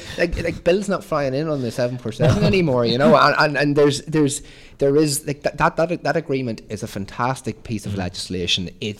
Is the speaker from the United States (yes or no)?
no; Ireland; And, you know, listen, I'm an Irish nationalist as well.